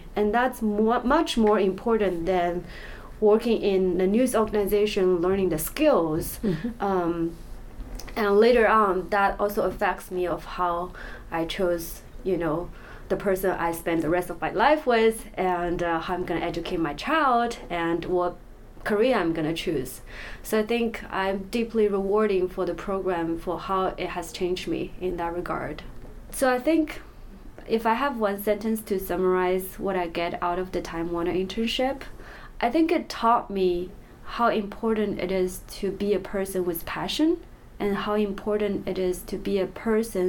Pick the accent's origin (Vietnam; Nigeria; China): China; Shanghai; moved away as an adult; also born or lived in Atlanta; I was born and raised in Shanghai